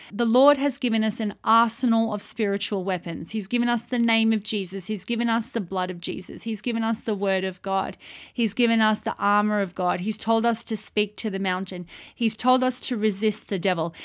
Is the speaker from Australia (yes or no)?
yes; Australia; moved away as an adult; also born or lived in Saudi Arabia; as an Australian citizen, I went to Saudi Arabia to live and to work over there